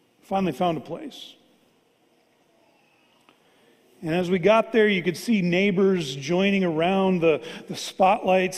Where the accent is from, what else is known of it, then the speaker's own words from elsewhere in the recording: Fargo, North Dakota, United States; I grew up here in Fargo.